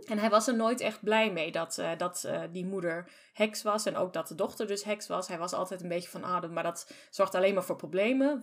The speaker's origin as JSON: {"language": "Dutch", "country": "Germany", "said": "ik ken het als Duitser"}